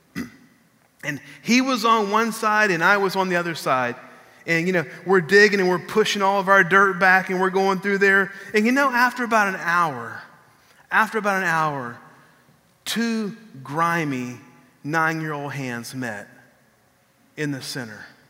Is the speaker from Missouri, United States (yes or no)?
no; San Marcos, Texas, United States; when I was growing up in San Marcos, Texas, I lived